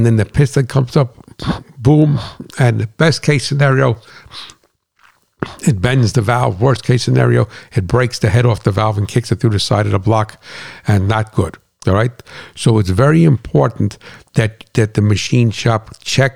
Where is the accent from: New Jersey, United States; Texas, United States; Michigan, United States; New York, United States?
New Jersey, United States; moved away; I'm not from Brooklyn, I'm from Jersey, on a farm